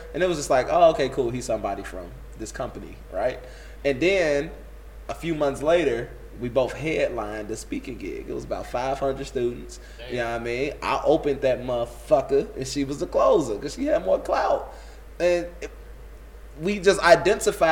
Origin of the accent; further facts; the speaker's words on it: Inglewood, California, United States; also born or lived in Riverdale; I'm from Inglewood, 69th and Elizabeth